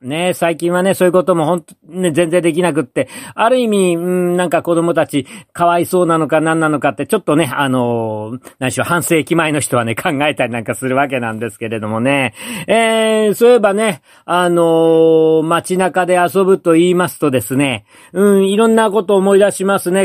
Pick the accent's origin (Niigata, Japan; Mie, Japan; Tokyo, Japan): Tokyo, Japan; 私はあの、東京の山の手に生まれ育った、あ子供なんで